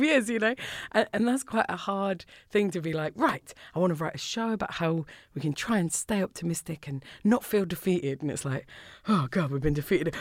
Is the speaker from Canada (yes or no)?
no; Orpington, London, United Kingdom; moved away as an adult; now in Scotland, United Kingdom; I grew up in Orpington